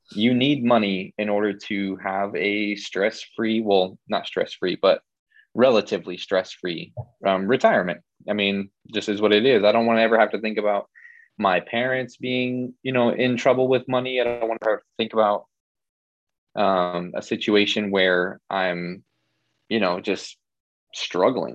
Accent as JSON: {"language": "English", "region": "Illinois", "country": "United States", "moved": "as an adult", "lives_now": "Florida, United States", "said": "I'm originally from Illinois and I decided to kind of just pack everything up in my car and move down here"}